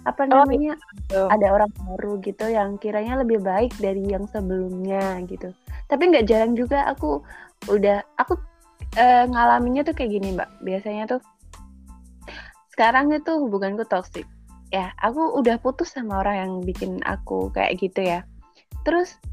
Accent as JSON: {"language": "Indonesian", "town": "Tuban", "region": "East Java", "country": "Indonesia", "said": "Tuban Jawa Timur"}